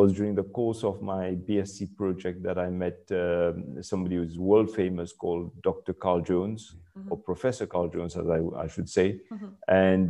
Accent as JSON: {"language": "English", "country": "Mauritius", "tie": "born or raised there", "said": "I was born in Mauritius myself, and so I've spent most of my life in Mauritius. For those of you who do not know Mauritius, we're a tropical island, beautiful, it's a paradise in the Indian Ocean, teeming wildlife."}